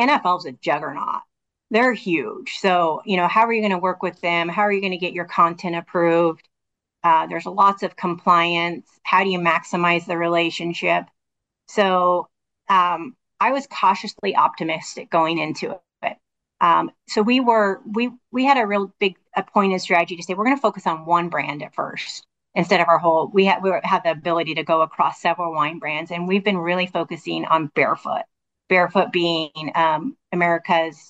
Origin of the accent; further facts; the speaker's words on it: Washington, United States; moved away as an adult; also born or lived in Modesto, California; I was born in Washington State, graduated from Washington State